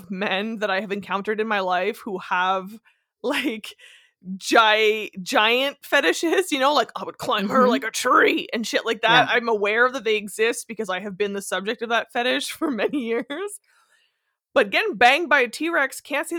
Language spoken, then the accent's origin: English; Northern Ontario, Canada; I grew up in Northern Ontario where everyone in my family hunts and fishes and traps